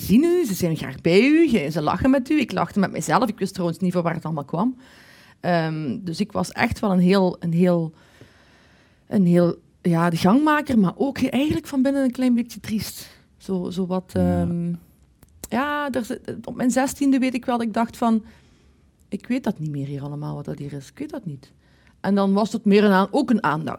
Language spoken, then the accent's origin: Dutch; Maasmechelen, Flanders, Belgium; Ik kom van Maasmechelen